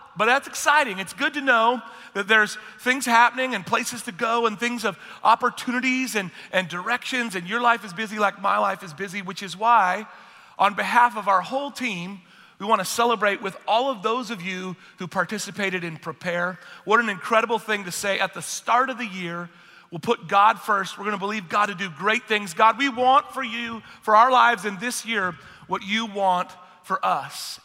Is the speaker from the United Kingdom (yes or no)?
yes; United Kingdom; I'm British